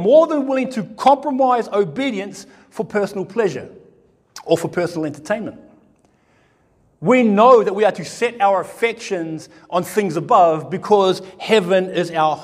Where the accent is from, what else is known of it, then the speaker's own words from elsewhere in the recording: New Zealand; now in Australia; I'm from New Zealand